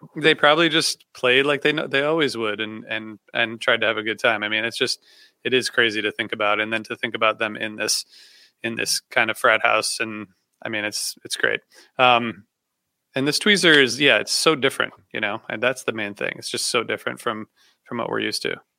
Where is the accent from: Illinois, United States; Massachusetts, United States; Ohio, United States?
Ohio, United States; I grew up in Ohio